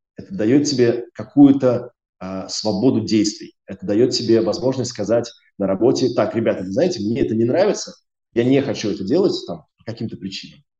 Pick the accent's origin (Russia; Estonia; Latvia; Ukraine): Latvia; Riga; moved away as an adult; also born or lived in United Kingdom; я, я из Риги, я из Латвии, э, я учился в школе в Риге